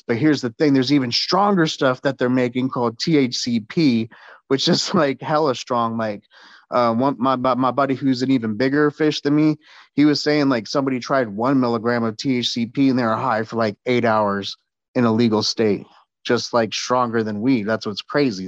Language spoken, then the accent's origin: English; San Antonio, Texas, United States; my hometown, San Antonio.